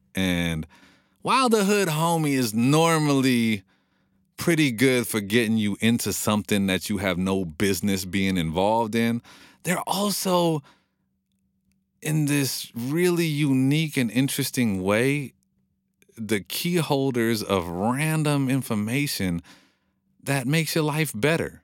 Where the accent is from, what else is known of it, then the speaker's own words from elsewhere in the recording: Monrovia, California, United States; I grew up in Monrovia, which is a very hipsterville, trendy city right now